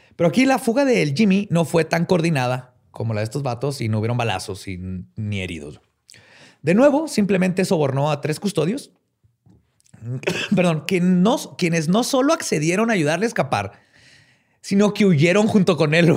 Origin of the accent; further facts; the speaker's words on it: Mexico; Somos mexicanos